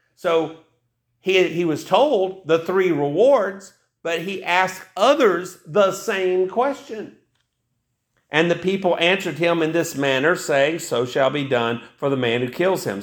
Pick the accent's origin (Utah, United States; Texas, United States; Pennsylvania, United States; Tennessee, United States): Tennessee, United States; East; I grew up in East Tennessee